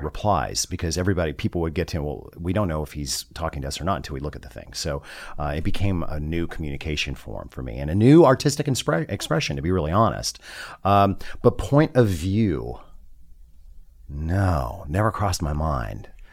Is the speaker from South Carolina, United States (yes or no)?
no; Southern California, United States; I was born in Southern California